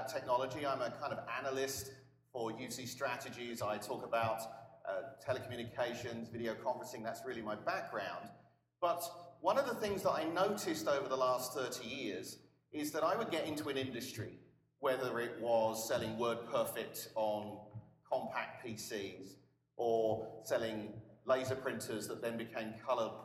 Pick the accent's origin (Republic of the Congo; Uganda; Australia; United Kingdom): United Kingdom; England; now in Austin, United States